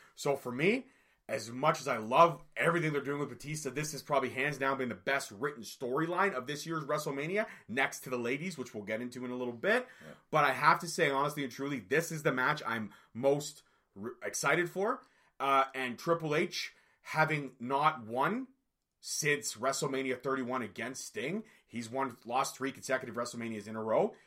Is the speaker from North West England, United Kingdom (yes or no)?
no; Scotland, United Kingdom; I'm a Scotsman, so I'm going with my fellow Scotsman